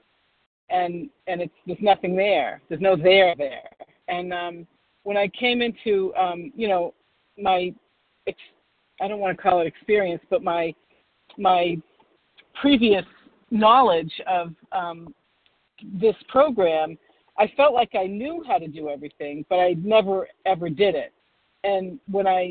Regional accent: Boston, Massachusetts, United States; I'm from Boston, the Boston area

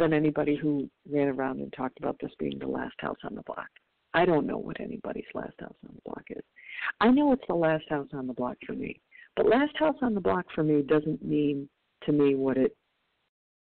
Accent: Michigan, United States; now in California, United States; I'm from Michigan originally

